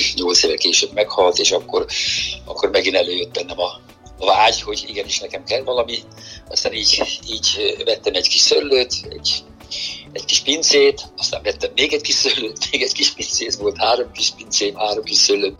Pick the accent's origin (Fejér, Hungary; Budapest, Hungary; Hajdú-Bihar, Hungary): Fejér, Hungary; Mór; moved away as an adult; now in Switzerland; Móri születési vagyok, 6 éves kor még itt Móron nevelkedtem